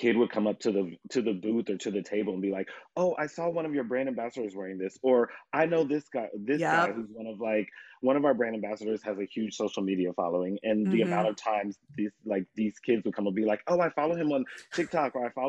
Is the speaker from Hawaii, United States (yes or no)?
no; Indianapolis, Indiana, United States; like I said, we're from Indianapolis and our treble ensembles here are so competitive.